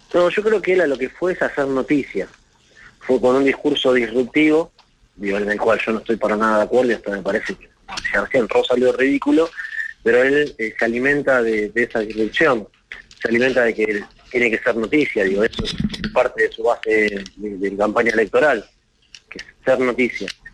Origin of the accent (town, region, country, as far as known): Argentina